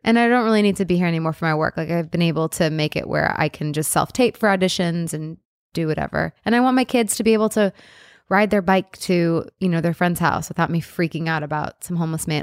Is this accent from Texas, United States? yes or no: no; Rochester Hills, Michigan, United States; now in California, United States; I'm from the Midwest